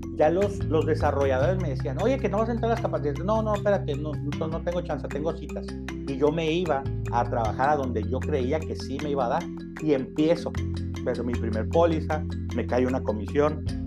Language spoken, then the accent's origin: Spanish; Ensenada, Baja California, Mexico; now in Tijuana, Mexico; soy un ensenadense de nacimiento adoptado por Tijuana